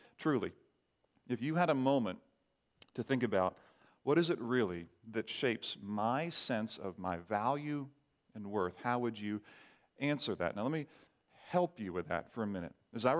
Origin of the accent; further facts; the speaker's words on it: Barbados; I remember growing up in the Caribbean, parents were missionaries, and some of you know that, grew up in Barbados. We had what was called a sword drill at church in Barbados.